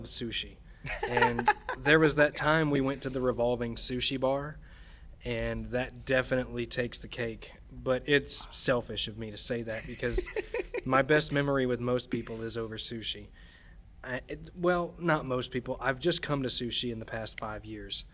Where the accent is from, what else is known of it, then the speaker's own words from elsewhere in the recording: United States; I'm an American, and it felt American to be there